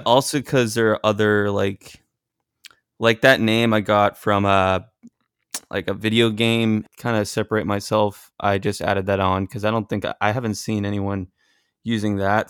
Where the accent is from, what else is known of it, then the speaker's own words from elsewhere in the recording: Massachusetts, United States; now in Los Angeles, United States; I'm originally from Massachusetts